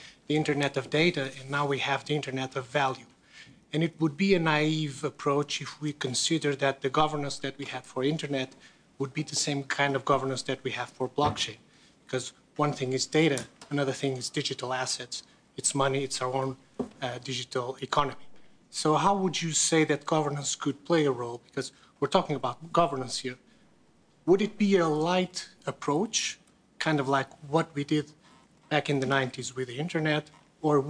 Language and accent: English; Portugal; I'm from Portugal